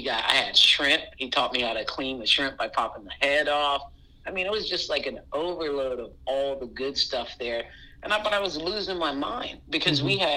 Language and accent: English; Charleston, South Carolina, United States; I grew up in Romney Village, and when I had 2 hours every day when my mom got off, so I used to just walk around King Street.